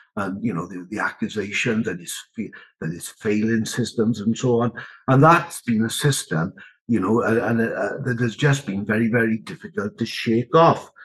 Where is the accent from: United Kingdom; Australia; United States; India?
United Kingdom; the Rhondda, Wales; I was born in the Rhondda, still live in the Rhondda. Uh, brought up in poverty, really, and failed the 11 plus